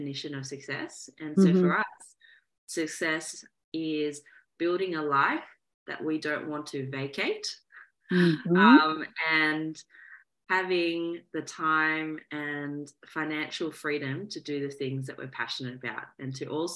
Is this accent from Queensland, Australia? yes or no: no; Melbourne, Victoria, Australia; I am from Australia, so born and raised in Melbourne, Australia